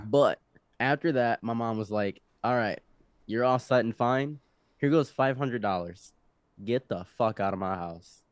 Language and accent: English; Egypt; now in United States; I was born in Egypt